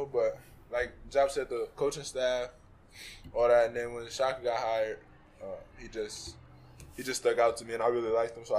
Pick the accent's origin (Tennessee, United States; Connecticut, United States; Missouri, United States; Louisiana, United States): Tennessee, United States; Memphis; moved away; I'm from Memphis, Tennessee.